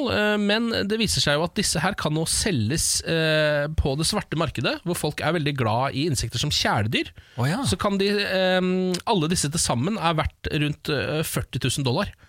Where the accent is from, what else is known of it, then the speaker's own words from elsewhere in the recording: Skien, Telemark, Norway; Jeg er fra Skien.